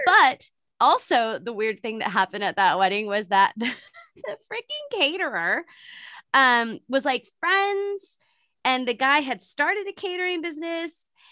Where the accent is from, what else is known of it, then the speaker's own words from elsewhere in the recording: San Francisco Bay Area, California, United States; I'm not in San Francisco right now, but I'm from, I'm from San Francisco Bay Area